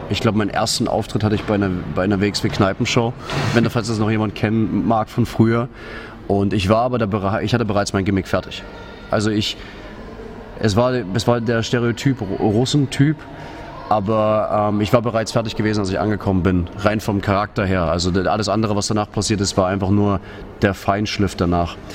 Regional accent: Russia; now in Dresden, Germany; Ich liebe Deutschland, ich liebe Dresden, das ist meine Heimat. Ich habe nicht vor, nach Russland zurückzuziehen.

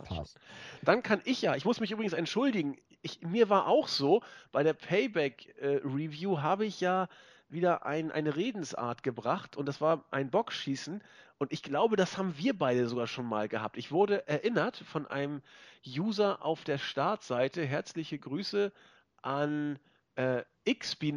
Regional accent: Hamburg, Germany; Äh, und das sage ich als Hamburger. Ich bin so diplomatisch drauf.

